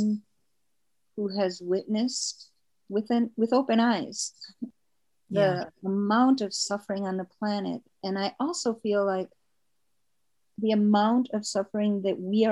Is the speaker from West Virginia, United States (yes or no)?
no; Wisconsin, United States; I was born in Wisconsin.